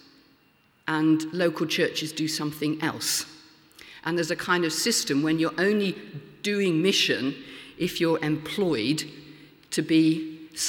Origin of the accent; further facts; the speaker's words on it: Lincoln, East Midlands, United Kingdom; in my hometown of Lincoln now